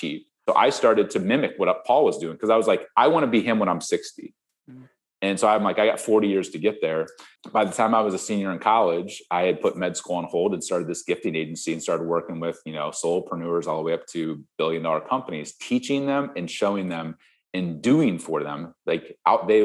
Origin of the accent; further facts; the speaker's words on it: Ohio, United States; moved away; I grew up in Ohio, you know, Midwest farm kid on 47 acres